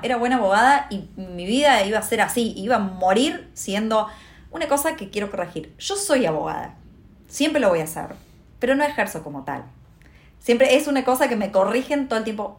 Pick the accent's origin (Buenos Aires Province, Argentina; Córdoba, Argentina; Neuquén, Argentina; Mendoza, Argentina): Córdoba, Argentina; interior of Córdoba province, Argentina; moved away as an adult; now in Buenos Aires, Argentina; sos del interior, del interior, ¿no? Porque no soy ni siquiera de Córdoba Capital